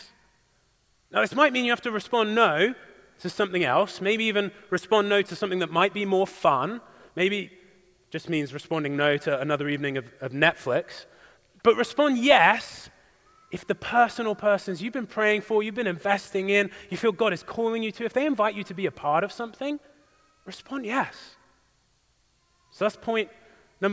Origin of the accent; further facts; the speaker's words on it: English countryside, England, United Kingdom; moved away; the beautiful English countryside in my hometown